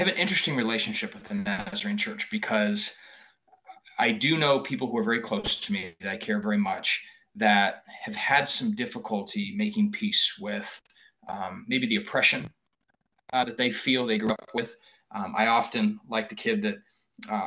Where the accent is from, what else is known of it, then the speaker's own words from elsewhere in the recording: Boise, Idaho, United States; growing up in Boise, Idaho, obviously I went to public schools.